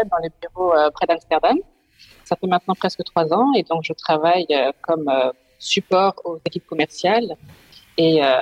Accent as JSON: {"language": "French", "country": "France", "lives_now": "Netherlands", "said": "Euh, donc … je suis française, mais je vis aux Pays-Bas depuis maintenant plus de trois ans."}